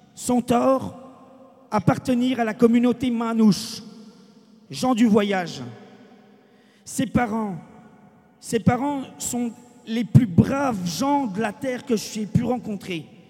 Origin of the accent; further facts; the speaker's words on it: France; nous sommes français, nous, gens du voyage